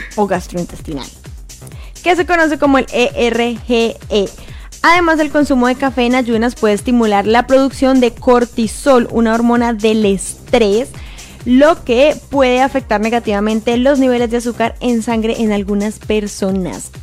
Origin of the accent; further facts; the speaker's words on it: Colombia; now in Montreal, Canada; soy colombiana